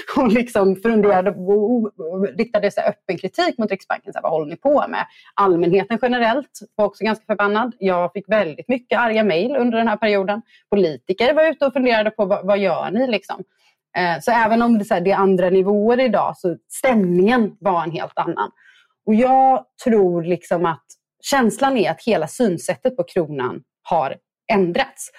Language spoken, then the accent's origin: Swedish; Gothenburg, Västra Götaland, Sweden; som göteborgare